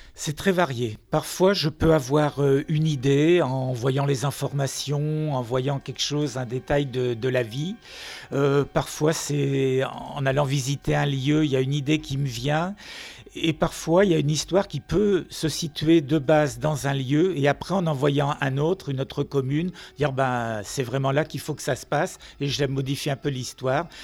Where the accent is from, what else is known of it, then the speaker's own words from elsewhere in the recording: Finistère, Brittany, France; je n'habite pas Nantes, je suis du Finistère